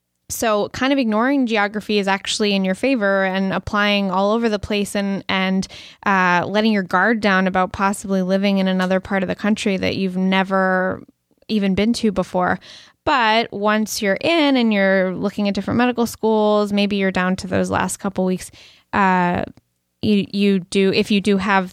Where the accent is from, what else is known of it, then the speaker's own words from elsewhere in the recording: Brookline, Massachusetts, United States; I grew up in Brookline, Massachusetts, which is a kind of a suburban urban town outside Boston, but really accessible to the city. And I basically walked everywhere growing up.